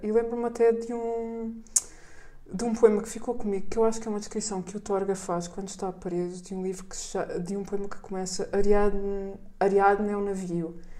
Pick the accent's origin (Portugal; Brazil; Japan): Portugal; havia uma boa biblioteca da Gulbenkian na pequena vila onde eu cresci